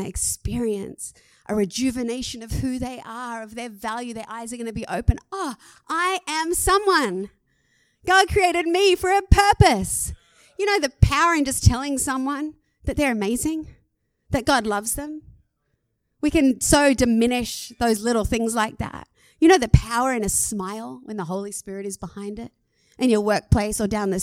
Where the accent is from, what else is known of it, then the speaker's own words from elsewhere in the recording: Australia; I'm an Aussie